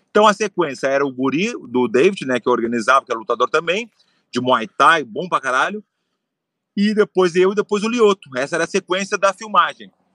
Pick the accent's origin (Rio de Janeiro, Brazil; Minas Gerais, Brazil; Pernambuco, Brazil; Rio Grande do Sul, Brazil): Rio Grande do Sul, Brazil; Porto Alegre; eu nasci em Porto Alegre, tem a tradição de gaúcho